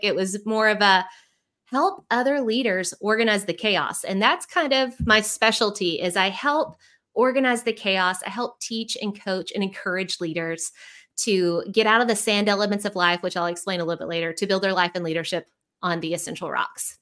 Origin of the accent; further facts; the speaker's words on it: Central Arkansas, United States; moved away as an adult; also born or lived in Houston, Texas; now in Arkansas, United States; I'm from Central Arkansas, but I have to give a shout out to Houston because for the last fifteen years, that's where I lived